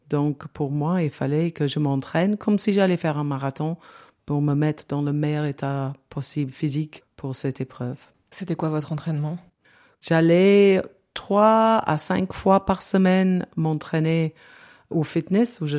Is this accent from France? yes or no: no; England, United Kingdom; French is a second language; Donc, euh, on était deux anglaises à se parler en français.